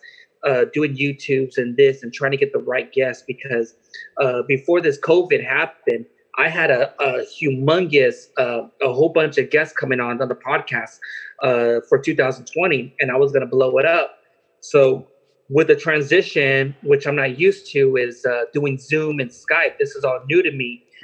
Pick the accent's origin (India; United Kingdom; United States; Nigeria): United States; Long Beach, California; also born or lived in Wilmington, California / Carson, California; I live in Long Beach, but I was born in Long Beach, but I lived in Wilmington, California. Then I moved to Carson and moved back to Long Beach.